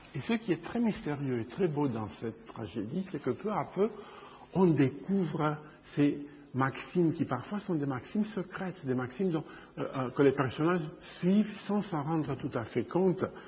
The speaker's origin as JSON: {"language": "French", "region": "Bucharest", "country": "Romania", "tie": "born or raised there", "moved": "yes", "lives_now": "Chicago, United States", "said": "je suis né à Bucarest, en Roumanie, euh, il y a longtemps. Et euh, je vis aux États-Unis"}